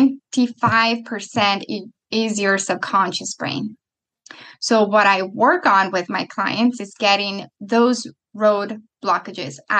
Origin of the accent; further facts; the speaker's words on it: Italy; moved away; I'm coming from Italy